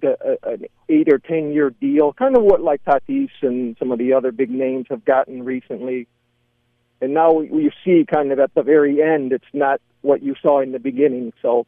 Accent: Lansing, Michigan, United States; moved away as an adult; I grew up in Lansing, Michigan. That's where I was born and raised. I lived 18 years there, my first 18 years.

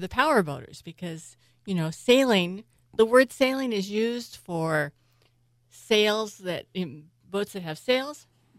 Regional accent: San Francisco, California, United States; I was born in San Francisco, so I'm a third generation San Franciscan.

